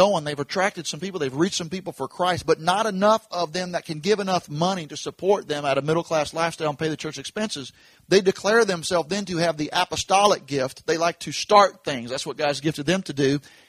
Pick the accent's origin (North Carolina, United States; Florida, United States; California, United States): Florida, United States; Jacksonville; also born or lived in Palm Beach County, Florida; I grew up in Jacksonville, Florida. It's South Georgia.